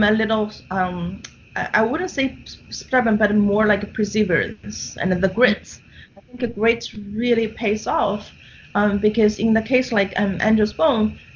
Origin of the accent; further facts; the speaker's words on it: Shanghai, China; now in New York City, United States; I'm born and raised in Shanghai